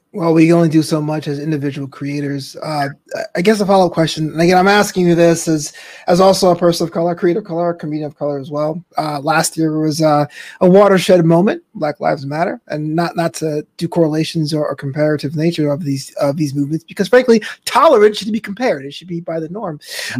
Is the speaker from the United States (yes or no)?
yes; United States; first generation American with immigrant parents